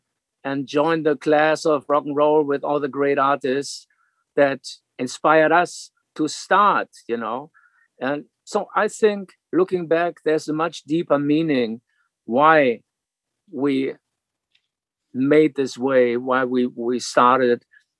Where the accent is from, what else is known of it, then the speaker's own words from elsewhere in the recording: Hanover, Lower Saxony, Germany; English is a second language; a young kid growing up in Hanover, West Germany.